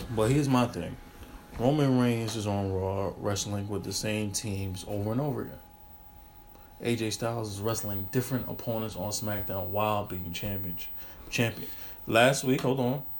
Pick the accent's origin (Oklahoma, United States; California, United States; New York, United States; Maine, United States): New York, United States; As a New Yorker